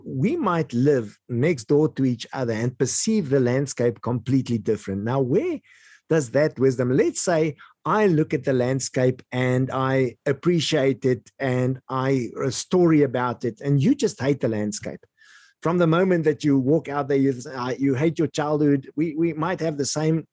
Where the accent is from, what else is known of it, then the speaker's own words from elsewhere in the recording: Eastern Free State, South Africa; where I grew up in the Eastern Free State part of South Africa